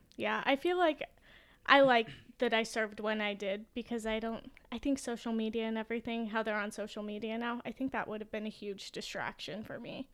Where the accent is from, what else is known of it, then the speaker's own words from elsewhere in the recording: Boise, Idaho, United States; growing up in Boise